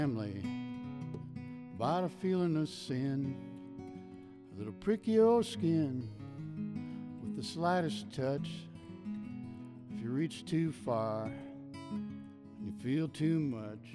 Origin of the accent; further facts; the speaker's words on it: Midwest, United States; now in Spokane, United States; I'm from the Midwest